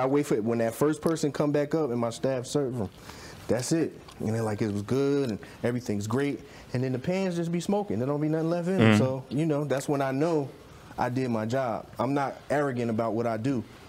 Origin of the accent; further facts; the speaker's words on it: the South, United States; I come from the South.